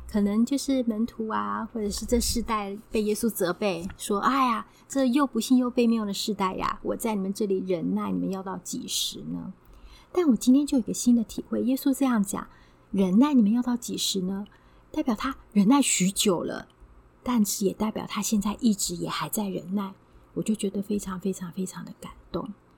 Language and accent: Chinese; Taiwan; 在我们台湾这边是比较南边，我们台湾的立秋天气上面还是蛮炎热